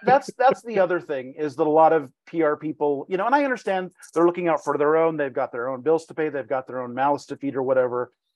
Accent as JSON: {"language": "English", "town": "Reno", "region": "Nevada", "country": "United States", "tie": "born or raised there", "also_born_or_lived": "Palm Springs, California", "said": "this is my hometown"}